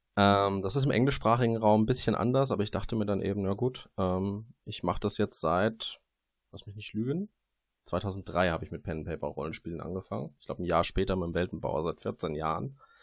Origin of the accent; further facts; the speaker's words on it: Darmstadt, Hesse, Germany; Das eine ist, wo ich herkomme. Das ist das etwas weniger schöne Darmstadt bei Frankfurt.